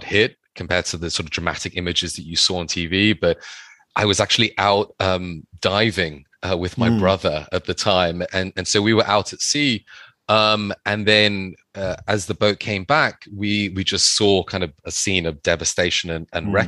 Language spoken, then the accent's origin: English; London, United Kingdom; my mother's Thai, and I grew up in London